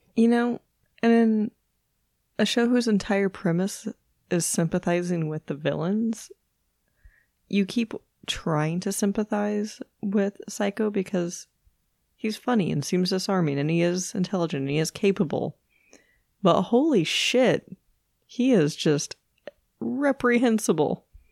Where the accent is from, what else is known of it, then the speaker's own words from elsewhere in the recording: Missouri, United States; I'm from Missouri. All of my, uh, childhood, um, field trips were to fucking caves.